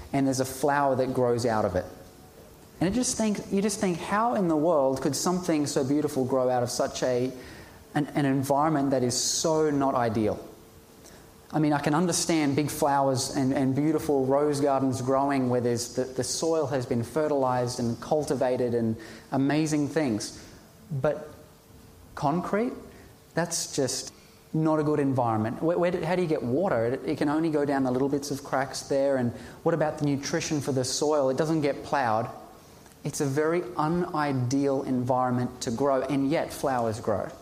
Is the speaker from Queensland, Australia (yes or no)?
yes; Ipswich, Queensland, Australia; I was born in Ipswich, raised in Ipswich